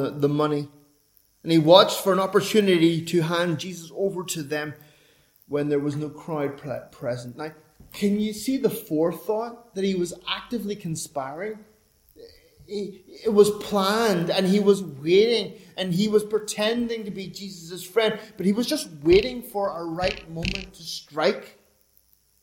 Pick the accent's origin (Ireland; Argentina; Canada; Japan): Ireland; I'm an Irishman